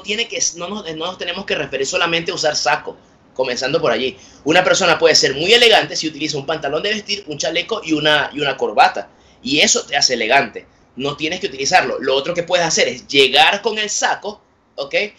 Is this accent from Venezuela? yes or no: yes; Puerto Ordaz, Bolívar, Venezuela; yo soy de Puerto Ordaz, en Venezuela